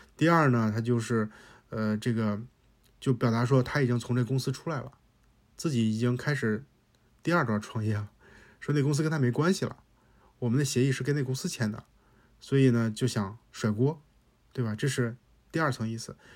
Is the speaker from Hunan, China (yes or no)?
no; Hebei, China; 我也是河北人，我也是这种性格